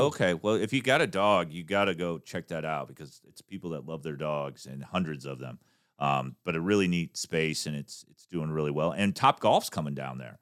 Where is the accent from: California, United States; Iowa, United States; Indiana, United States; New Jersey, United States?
Iowa, United States; Davenport; moved away; growing up, I'm from Davenport, Iowa